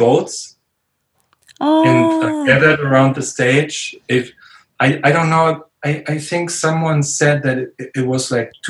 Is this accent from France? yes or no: no; Riga, Latvia; I was from Riga, I guess, from the capital.